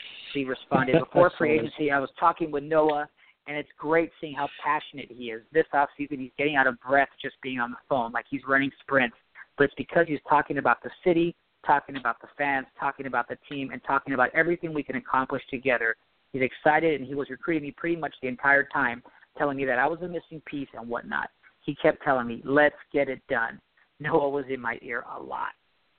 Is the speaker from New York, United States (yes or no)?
yes; New York, United States; So growing up in New York, playing, watching the Knicks, you know that this fan base is starved for a championship.